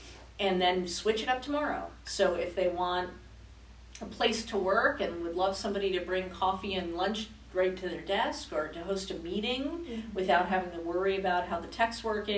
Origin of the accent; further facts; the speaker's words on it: Denver, Colorado, United States; also born or lived in New Jersey; now in Louisville, United States; No, I'm actually not originally from Louisville. I'm actually from New Jersey and from Denver, Colorado. But I am now officially a Louisville resident.